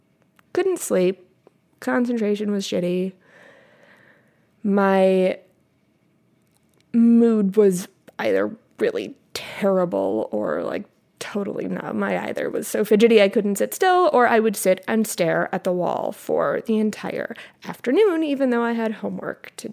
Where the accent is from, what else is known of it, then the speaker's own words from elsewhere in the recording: Midwest, United States; I grew up in the Midwest